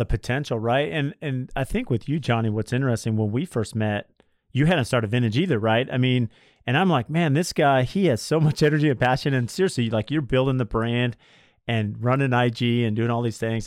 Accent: San Diego, California, United States; now in Scottsdale, United States; I grew up in San Diego working as an electrician

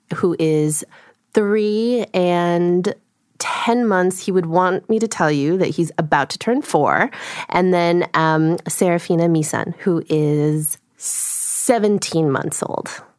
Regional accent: United States; first language Korean; English is a second language; grew up in a household speaking Korean, so my first language is Korean. I learned English you know, by being in America

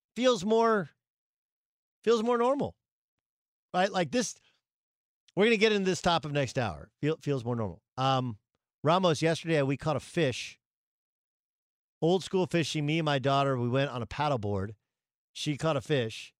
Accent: Orange, California, United States; also born or lived in Tustin; in Tustin, where I went to high school, I grew up in Orange

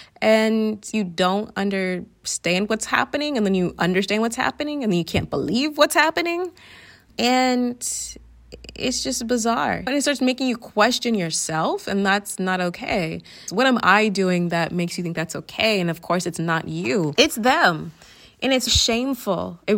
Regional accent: Atlanta, Georgia, United States; Do you know what trap music is? I'm from Atlanta, so.

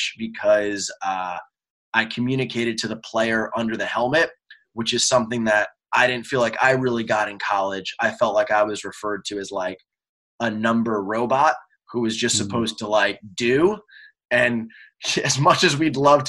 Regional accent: New York, United States; I lived in New York

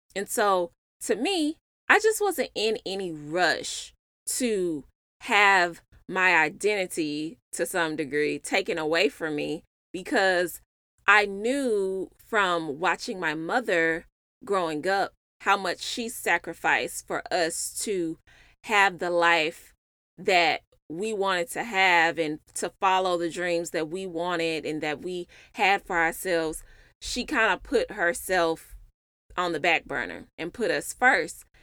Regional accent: Memphis, Tennessee, United States; moved away as an adult; now in Dallas, United States; I'm originally from Memphis, and I moved to Dallas for my husband slash boyfriend.

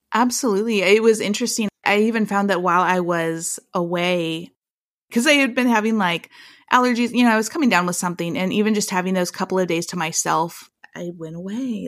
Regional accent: small town Iowa, United States; our small town Iowa life

